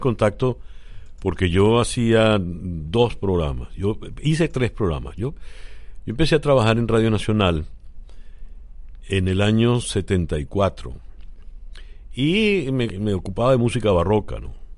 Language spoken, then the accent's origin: Spanish; Caracas, Capital District, Venezuela; also born or lived in Mexico; desde que llegué, llegué a Caracas. Y yo lo que soy es caraqueño